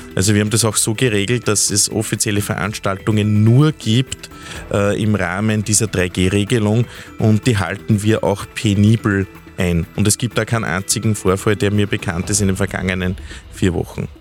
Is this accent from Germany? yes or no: no; Steinhaus, Upper Austria, Austria; in meiner Heimatgemeinde Steinhaus-Bewels